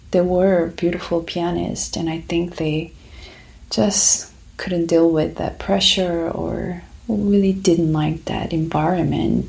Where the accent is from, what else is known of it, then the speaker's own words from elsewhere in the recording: Busan, South Korea; accent: Korean; first language Korean; English is a second language; moved away as an adult; now in United States; So I'm from South Korea. I grew up there in Busan, which is second biggest city in South Korea